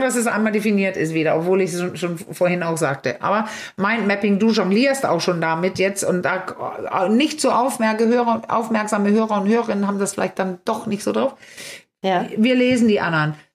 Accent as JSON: {"language": "German", "country": "Denmark", "moved": "yes", "lives_now": "Germany", "said": "ich als Dänin"}